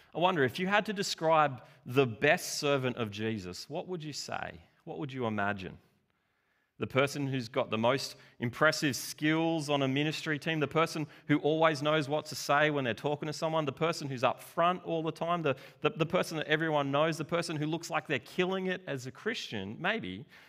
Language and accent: English; Australia; we're from Australia. you know, the land of tall poppies and the underdog.